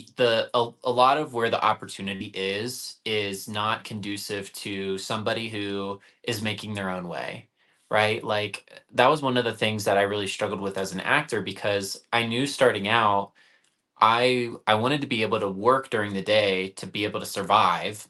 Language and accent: English; Springfield, Ohio, United States; moved away as an adult; also born or lived in Columbus, Ohio; I am originally from Ohio, a small town called Springfield, and then I moved to Columbus right after I graduated from college